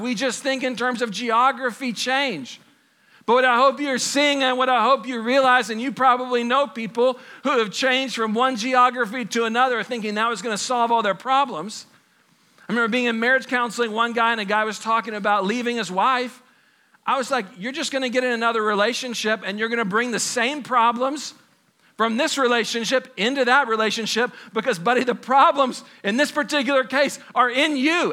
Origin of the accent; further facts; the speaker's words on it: Texas, United States; growing up in Texas as a kid